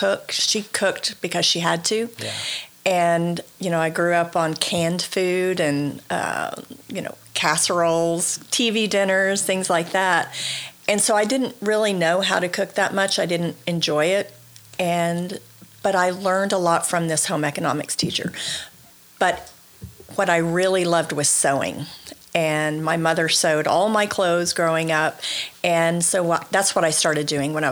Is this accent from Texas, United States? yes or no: no; Tuttle, Oklahoma, United States; now in Tulsa, United States; I've lived in Oklahoma my entire life